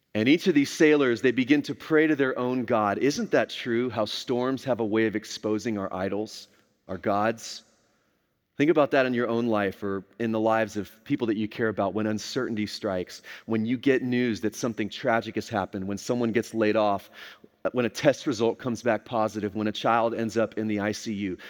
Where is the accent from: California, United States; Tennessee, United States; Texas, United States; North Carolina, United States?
Texas, United States; I grew up here in Texas, this was home for me